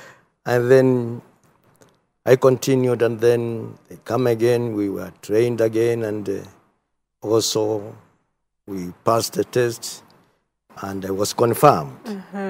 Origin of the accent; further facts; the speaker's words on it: Mwala, Machakos County, Kenya; born there; as you have heard. I was born in Machakos County, in Mwala sub-county, beyond location, 1949.